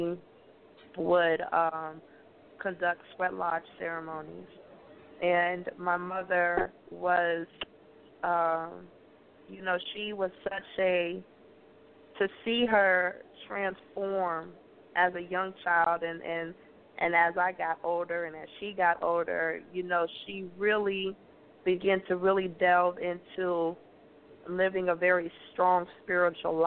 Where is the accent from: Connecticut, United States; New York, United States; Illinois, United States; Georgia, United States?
Illinois, United States; Chicago; Minister Farrakhan adopted me and my brother, and we grew up living in Chicago